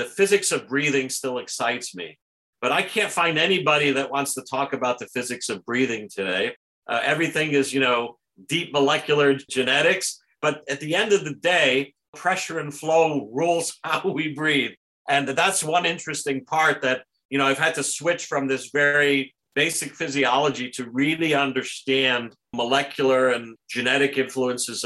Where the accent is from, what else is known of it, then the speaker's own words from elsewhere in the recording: New Haven County, Connecticut, United States; moved away as an adult; also born or lived in Germany / Portugal; now in Toronto, Canada; I grew up in New Haven County, and Southbury, you know, is also in the county